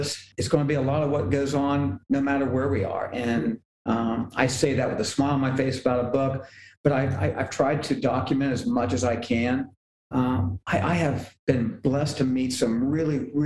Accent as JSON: {"language": "English", "region": "Appalachia", "country": "United States", "said": "I'm from Appalachia"}